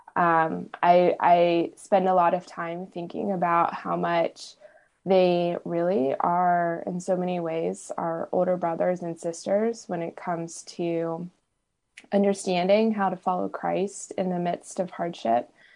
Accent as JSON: {"language": "English", "country": "United States", "said": "I'm an American myself"}